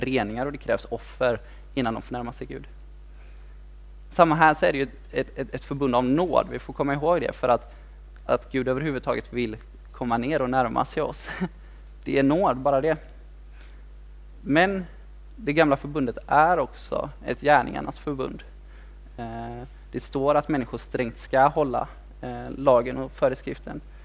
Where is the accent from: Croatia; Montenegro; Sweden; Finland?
Sweden; Kungälv, Västra Götaland; also born or lived in Mölndal; jag är född i Mundal men, men jag är uppväxt i Kungälv